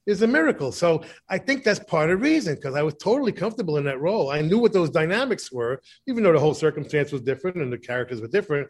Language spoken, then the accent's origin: English; Boston, Massachusetts, United States; also born or lived in New York; now in New Jersey, United States; I was born in Boston, you know, live in New York and Jersey